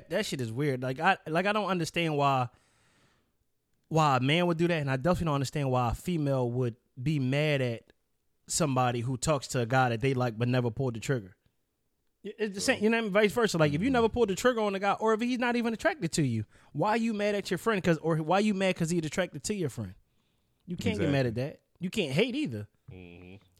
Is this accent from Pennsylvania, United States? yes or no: yes; Philadelphia, Pennsylvania, United States; I'm from Southwest